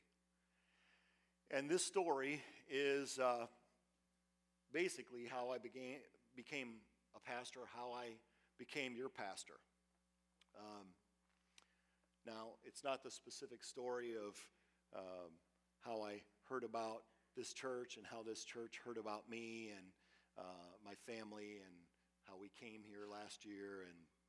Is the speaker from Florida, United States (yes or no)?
no; Western Michigan, United States; moved away; I grew up in Western Michigan